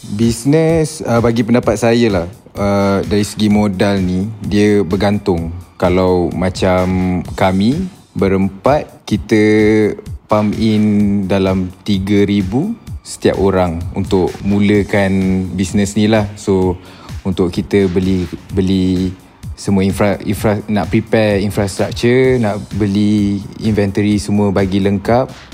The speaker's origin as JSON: {"language": "Malay", "town": "Shah Alam", "region": "Selangor", "country": "Malaysia", "tie": "born or raised there", "said": "Saya asal dari Shah Alam sama dengan semua founder Brutani juga."}